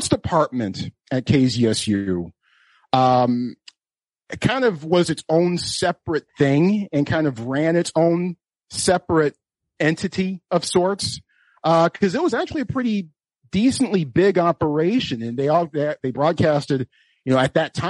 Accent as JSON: {"language": "English", "town": "Oklahoma City", "region": "Oklahoma", "country": "United States", "tie": "born or raised there", "moved": "as an adult", "said": "as a teenager and growing up in Oklahoma City"}